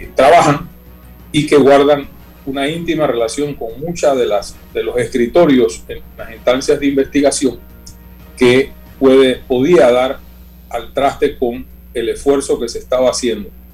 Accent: Panama

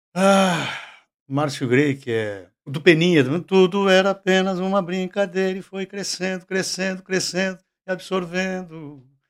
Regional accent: Alegrete, Rio Grande do Sul, Brazil

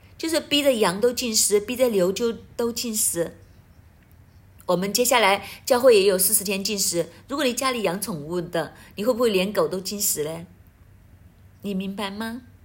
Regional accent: Hong Kong; 我们香港人

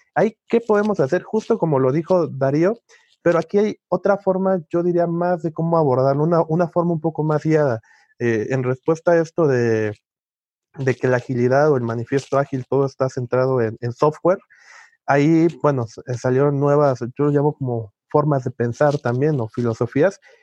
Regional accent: Mexico; Soy mexicano

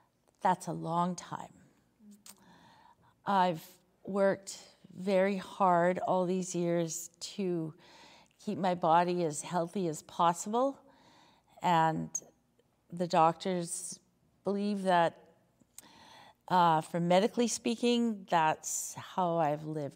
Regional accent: Saskatoon, Saskatchewan, Canada; I'm from Saskatoon.

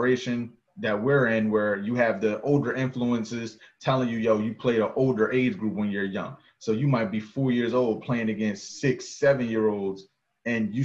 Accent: New Jersey, United States; moved away as an adult; also born or lived in North Carolina; I'm from New Jersey, knowing what part of New Jersey I'm from

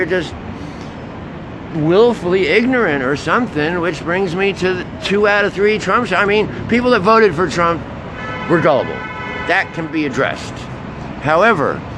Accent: New York City, New York, United States; moved away; when I grew up in New York City

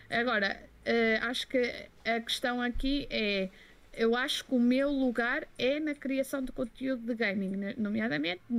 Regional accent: Belgium; Portuguese is a second language; eu sou belga e, eh, e, francês e inglês não se juntam

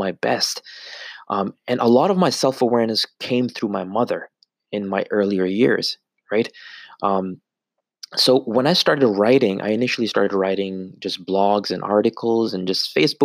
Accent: Canada; being born and raised in Canada 15, 20 years ago

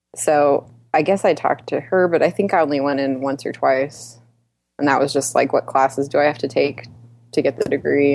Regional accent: Dallas, Texas, United States; now in Houston, United States; I'm from Dallas, Texas

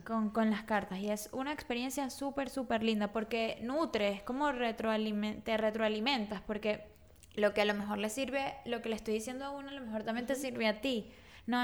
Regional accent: Caracas, Capital District, Venezuela; moved away as an adult; also born or lived in Margarita Island; yo soy de Caracas y me mudé a Margarita

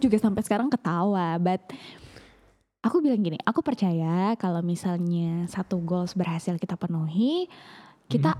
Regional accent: East Lombok, West Nusa Tenggara, Indonesia; moved away; aku kan karena memang yang anak Lombok terus aku juga anak Lombok Timur gitu loh bukan yang di kota

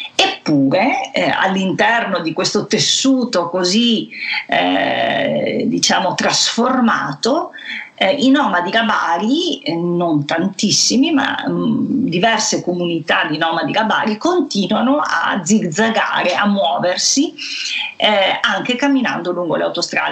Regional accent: Venice, Veneto, Italy; accent: Venetian; il cui dialetto, la cui cadenza mi è particolarmente familiare perché assomigliano molto alla mia che sono nata eh, a Venezia

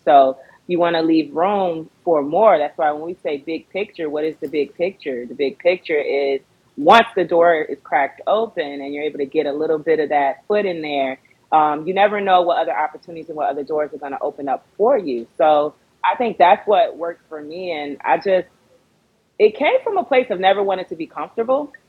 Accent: Fort Lauderdale, Florida, United States; also born or lived in Baltimore, Maryland; now in Los Angeles, United States; born and raised in Fort Lauderdale, Florida

